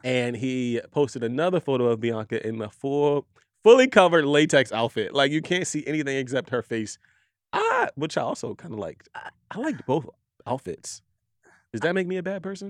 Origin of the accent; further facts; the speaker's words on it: Philadelphia, Pennsylvania, United States; I'm from Philadelphia